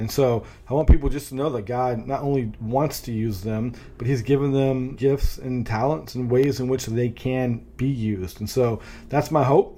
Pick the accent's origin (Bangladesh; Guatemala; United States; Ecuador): United States; Northern California; now in Raleigh, United States; I grew up in Northern California